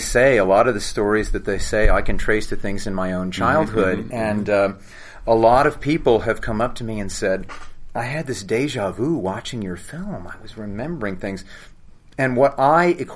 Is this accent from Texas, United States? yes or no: no; Louisville, Kentucky, United States; now in Los Angeles, United States; We're both from Louisville, Kentucky